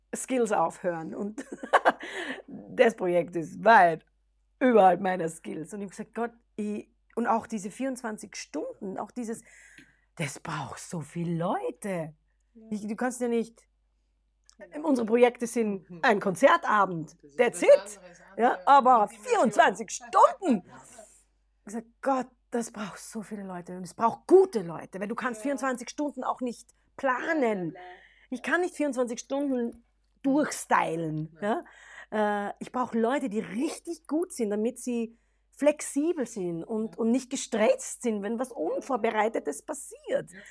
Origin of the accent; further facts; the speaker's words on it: Austria; first language German; unsere Identität als genau. Österreicher